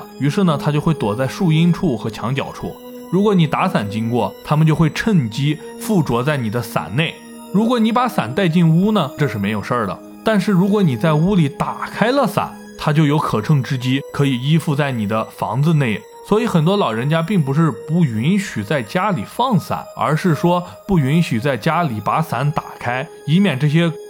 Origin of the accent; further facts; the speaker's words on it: China; 伞最早是由我们中国人发明的，